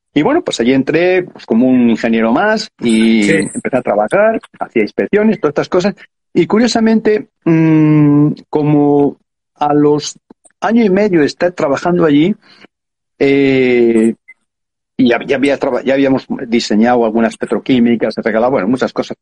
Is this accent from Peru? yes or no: no; Madrid, Community of Madrid, Spain; yo nací en Madrid